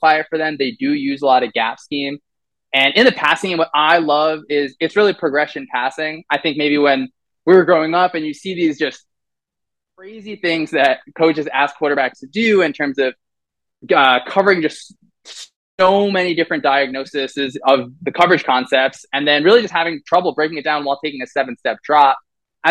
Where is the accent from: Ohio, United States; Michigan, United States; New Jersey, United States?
New Jersey, United States; I grew up playing football in New Jersey